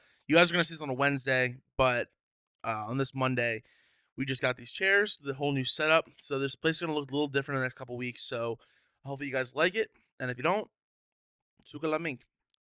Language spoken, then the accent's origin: English; Collegeville, Pennsylvania, United States; I'm from, like, Rosewood area, Collegeville.